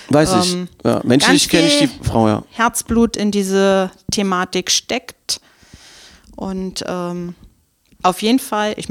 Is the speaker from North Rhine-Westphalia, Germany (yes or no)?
no; Magdeburg, Saxony-Anhalt, Germany; Und ich bin eher Magdeburger Reformerkind. Ich bin in Reformen groß geworden.